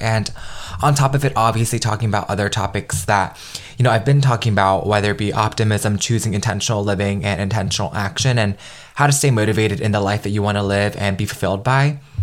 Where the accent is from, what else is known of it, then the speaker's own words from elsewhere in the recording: United States; growing up being Vietnamese American in a very traditional Vietnamese household